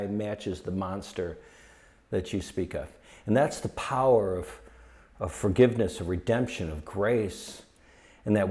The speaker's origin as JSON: {"language": "English", "town": "Detroit", "region": "Michigan", "country": "United States", "tie": "born or raised there", "also_born_or_lived": "Malibu", "moved": "yes", "said": "it was better and it was safer than what we grew up with in Detroit"}